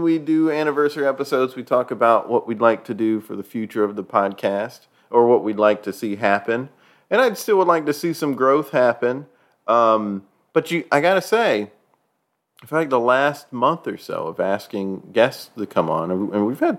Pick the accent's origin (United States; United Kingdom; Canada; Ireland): United States; New York; Because we're from New York.